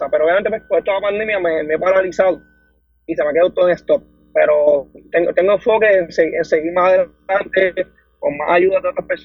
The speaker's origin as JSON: {"language": "Spanish", "town": "Dorado", "country": "Puerto Rico", "said": "Mira, yo soy del pueblo de Dorado, tengo 23 años"}